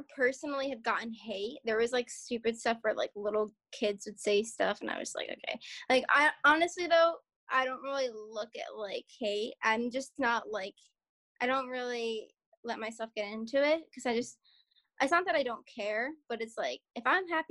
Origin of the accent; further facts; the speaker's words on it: Philadelphia suburbs, Pennsylvania, United States; accent: Philly; we moved to the suburbs when I was like 3